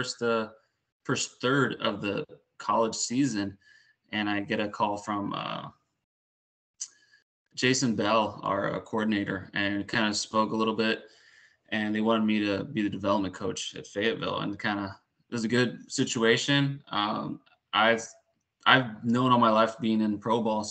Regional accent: Puerto Rico; moved away; also born or lived in Houston; But I grew up in Puerto Rico, a little bit in Houston, mostly in Puerto Rico. And just grew up bilingual

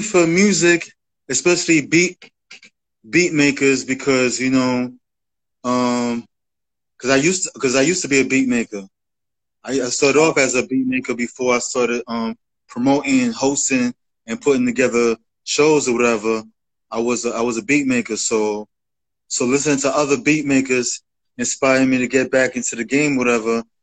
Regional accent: New York City, New York, United States; I'm from the Bronx, so I grew up you know, as a rap fan

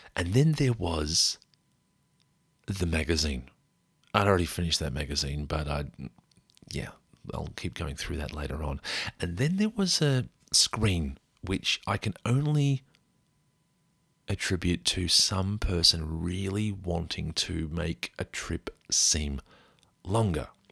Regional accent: Australia; we came from Australia

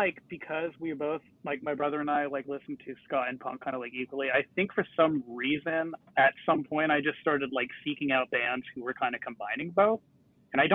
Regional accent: Huntington Beach, California, United States; growing up in Huntington Beach

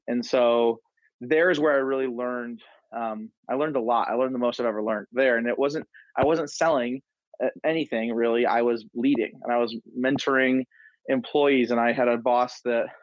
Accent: Detroit, Michigan, United States; also born or lived in Denver, Colorado / Grand Rapids, Michigan; moved from Denver back to Michigan, where I'm from the Detroit area, but I wanted to live in Grand Rapids.

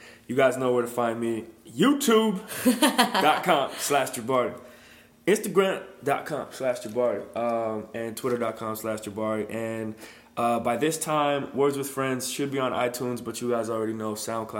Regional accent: East Coast, United States; You know I'm from the East Coast

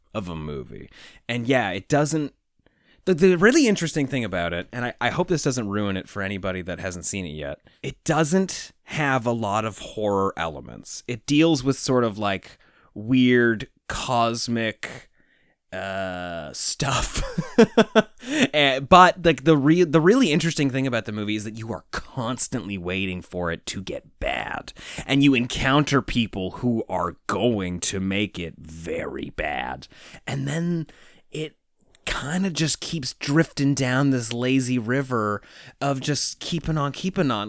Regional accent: Toronto, Ontario, Canada; that we grew up with in Toronto

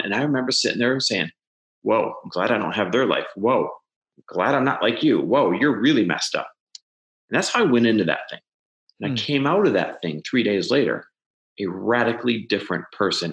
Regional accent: Midwest, United States; moved away; I'm Midwest born and raised

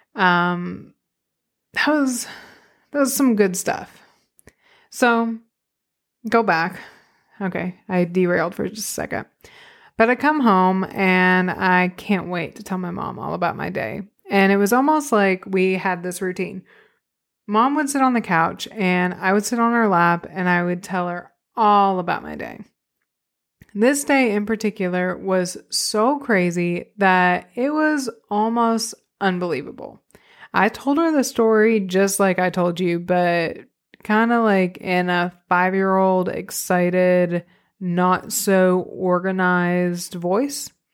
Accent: Arkadelphia, Arkansas, United States; now in Northwest Arkansas, United States; I grew up in Arkadelphia, Arkansas.

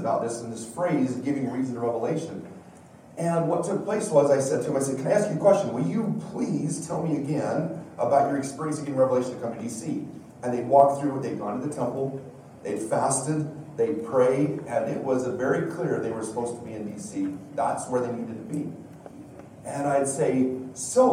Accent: Wyoming, United States; also born or lived in Washington, D.C.; now in Utah, United States; I've lived in Utah longer than I have Wyoming, but I am from Wyoming. That is my roots and proud of it

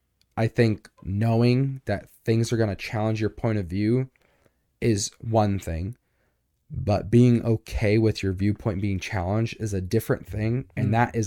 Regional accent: United States; I'm not from the South, but I definitely grew up in the whole like, well, I have a gun and I'm right because I'm American.

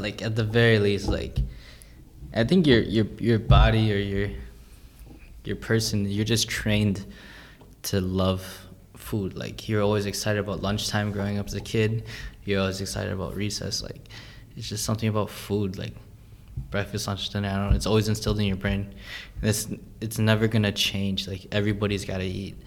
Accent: Minnesota, United States; growing up in Minnesota or in the United States

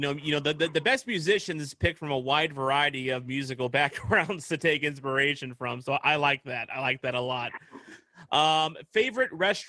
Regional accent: Pevely, Missouri, United States; I actually spent some time growing up in Peavey

